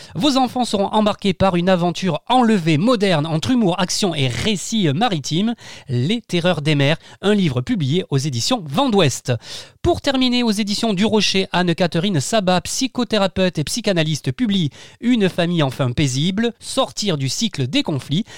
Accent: Arles, Provence-Alpes-Côte d'Azur, France; je suis né à Arles

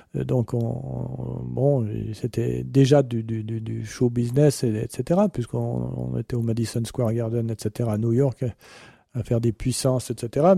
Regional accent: France; je suis français

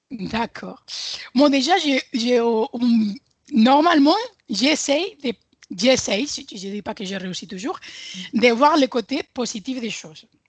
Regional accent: Sabadell, Catalonia, Spain; French is a second language; moved away as an adult; also born or lived in Bordeaux; now in Castres, France; je suis une Espagnole originaire de Sabadell, une ville de, Barcelone. Et depuis 11 ans, j'habite en France.

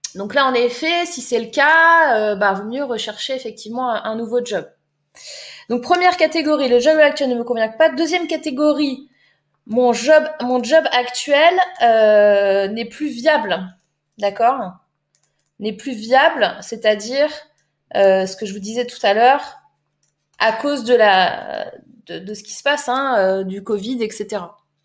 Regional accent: Var, Provence-Alpes-Côte d'Azur, France; moved away; Moi, je viens du Var.

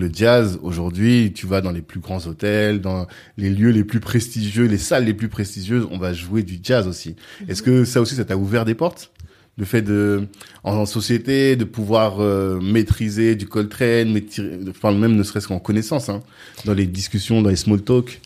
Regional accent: France; j'ai grandi en France

